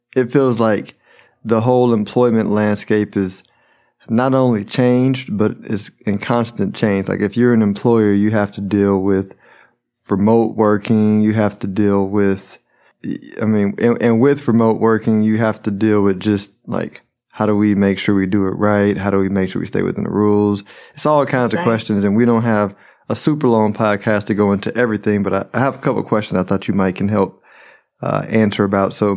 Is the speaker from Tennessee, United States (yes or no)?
no; Houston, Texas, United States; out of H-Town. That's my hometown